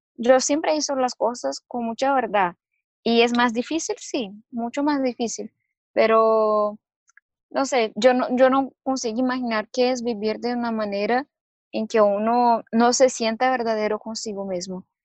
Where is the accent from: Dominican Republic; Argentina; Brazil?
Brazil; Spanish is a second language